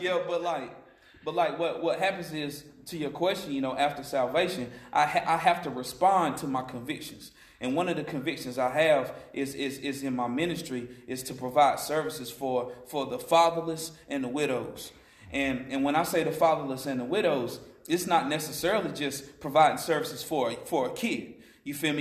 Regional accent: Asheville, North Carolina, United States; I'm from here, Western North Carolina native. I've been in Asheville for a long time since like the eighth grade

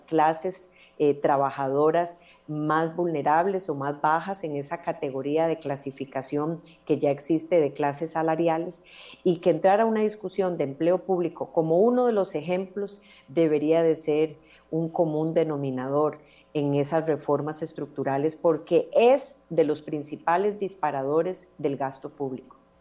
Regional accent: Costa Rica; como costarricenses

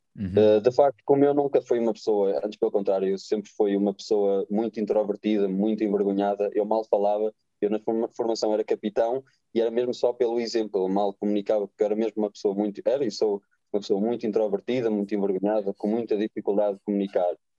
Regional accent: Oliveira de Azeméis, Norte, Portugal; Eu nasci em Oliveira das Meias, cresci em Oliveira das Meias

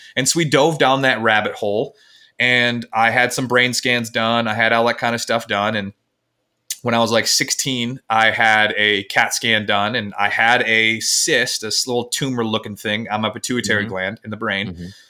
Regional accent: Michigan, United States; I'm from Michigan, um, in the United States, and I grew up in what would society would deem as the perfect

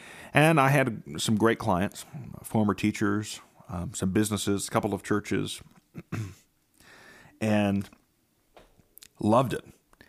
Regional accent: Belpre, Ohio, United States; You know, for me, growing up in Belpre, I had a lawn care business, and it instilled many, many values.

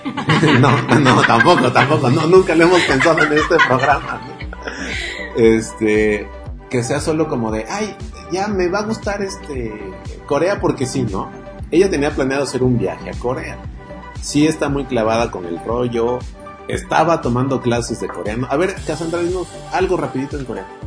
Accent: Mexico

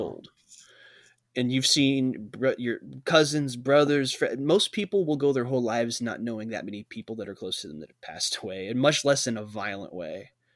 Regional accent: Illinois, United States; we're all from Illinois. We're all Illinois

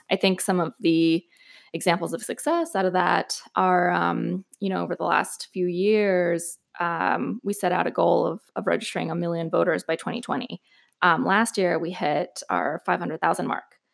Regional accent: El Paso, Texas, United States; moved away as an adult; also born or lived in New York / Austin / Washington, D.C.; I am, um, originally from the border, from El Paso, so native Texan

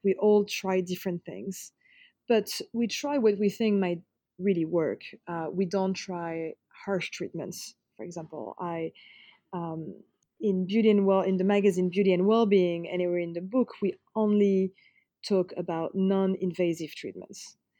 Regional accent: Paris, Île-de-France, France; growing up in Paris

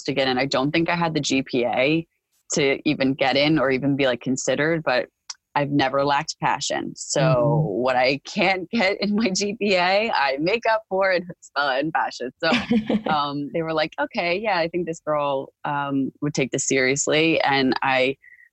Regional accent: Park Ridge, New Jersey, United States; I grew up in Park Ridge primarily. I went to elementary school in Park Ridge.

